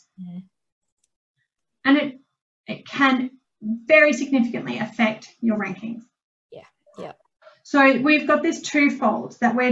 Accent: Geelong, Victoria, Australia; also born or lived in Melbourne; I grew up in Geelong, but I went to uni in Melbourne

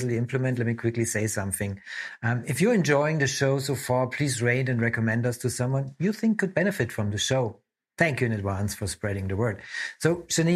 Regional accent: Germany; I'm from Germany

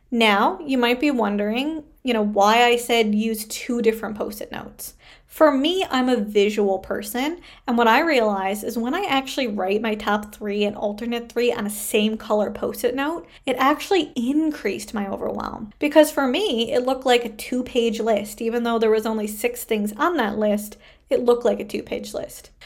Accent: Canada; I am a Canadian social worker

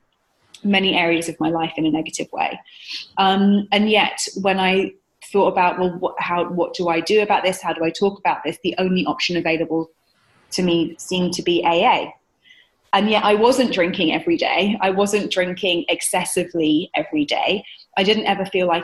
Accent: United Kingdom; moved away as an adult; now in New York, United States; I'm British. I'm based in New York here now, and I've been here for 7 years

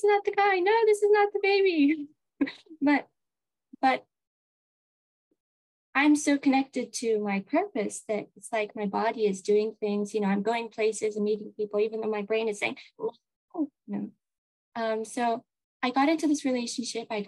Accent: Kenya; also born or lived in America (ancestry); now in Japan; I was born in Kenya at home in my mother's bedroom

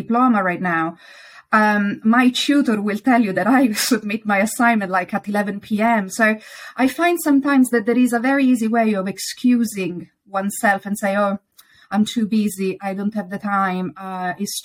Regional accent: Italy; accent: Italian; English is a second language; now in United Kingdom

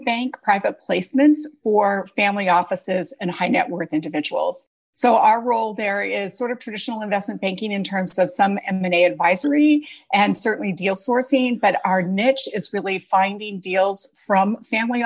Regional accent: Salt Lake City, Utah, United States; moved away as an adult; now in New York City, United States; I grew up in Salt Lake City, Utah

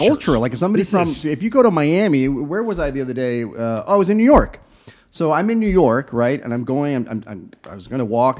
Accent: England, United Kingdom; also born or lived in Chile / Belize; now in United States; I've lived in four different countries, right? So I was born in South America in Chile, spent a lot of my childhood in England, in Europe, obviously here in the US. Then I lived in a little island in Belize for a couple of years

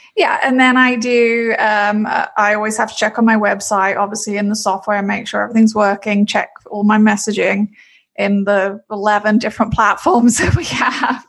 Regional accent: London, United Kingdom; moved away as an adult; now in Orlando, United States; I'm originally from London, England, but I've been in Florida a long time

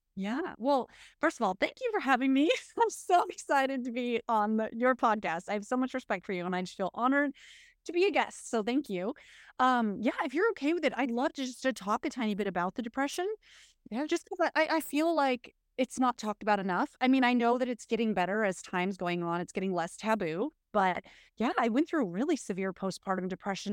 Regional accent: United States; We're, we're American women

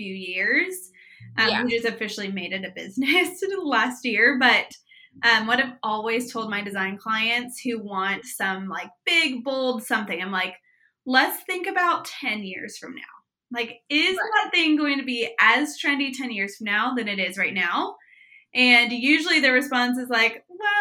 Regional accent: Prairie Village, Kansas, United States; I was born and raised in Prairie Village, Kansas.

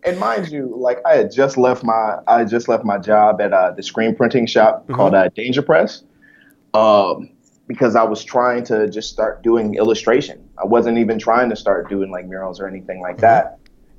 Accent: Detroit, Michigan, United States; also born or lived in Omaha, Nebraska; I was born in Omaha, Nebraska. And, you know, that's because my parents were in the military. Then my parents got divorced, and then I got shipped up to Detroit to stay with my mom.

